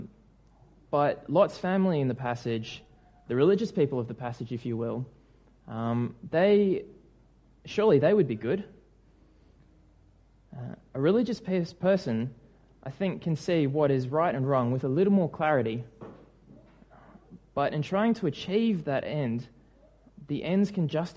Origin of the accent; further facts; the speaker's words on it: New Zealand; moved away; my home country